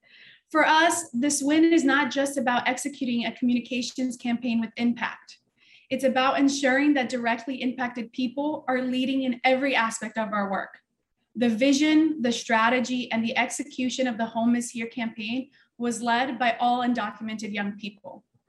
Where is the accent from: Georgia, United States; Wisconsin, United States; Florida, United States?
Florida, United States; also born or lived in Brazil; I was born in Brazil. I grew up in Florida. I am undocumented